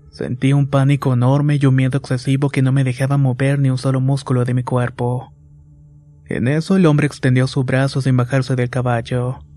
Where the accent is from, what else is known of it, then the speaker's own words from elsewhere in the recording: Veracruz, Mexico; Soy originario de Veracruz y vivo en una comunidad del municipio de Santiago Tuxtra.